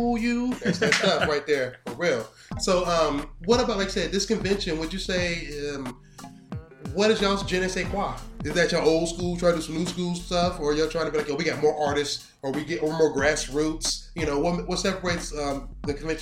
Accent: Ohio, United States; moved away as an adult; I'm coming from Ohio

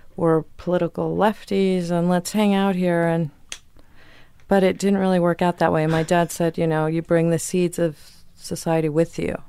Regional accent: Virginia, United States; moved away; also born or lived in Chicago; we lived in a hippie commune in Virginia

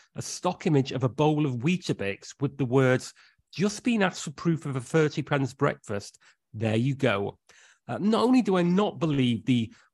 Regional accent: North West England, United Kingdom; I am from the Northwest.

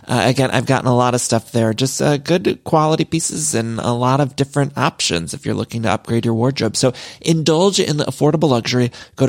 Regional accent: Midwest, United States; now in Los Angeles, United States; y'all know I'm from the Midwest, but I've lived in California for so long, and I truly do love it here in LA.

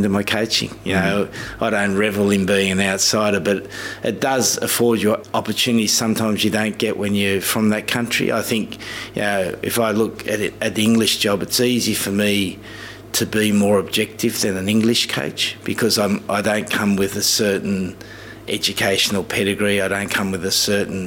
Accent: Australia; moved away as an adult; now in England, United Kingdom; when we were growing up, it was very much white Australia. You know, I remember the primary school I went

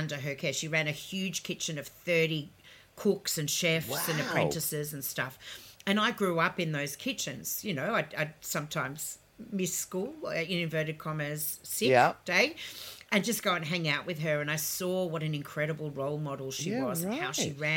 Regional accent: Melbourne, Victoria, Australia; also born or lived in Ukraine; I grew up on Westbury Street, in St Kilda

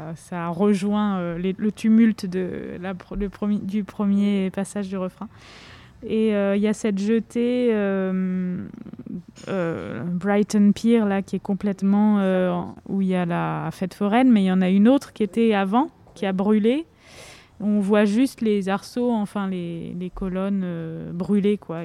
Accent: Nancy, Grand Est, France; also born or lived in Vosges; je suis née à Nancy

